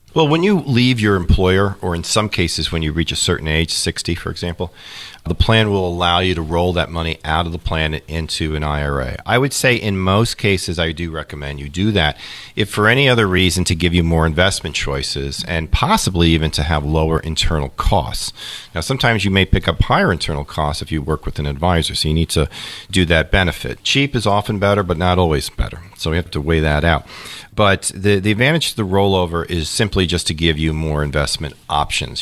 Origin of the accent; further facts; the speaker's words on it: New York, United States; moved away as an adult; also born or lived in Kansas City; now in Ohio, United States; I grew up in New York, and listen, I can say this because I'm a native New Yorker.